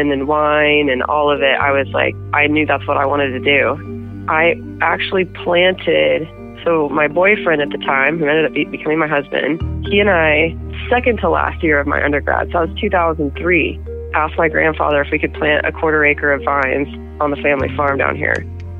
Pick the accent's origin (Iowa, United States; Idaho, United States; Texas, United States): Idaho, United States; Boise; now in Lewiston, United States; I grew up in Boise.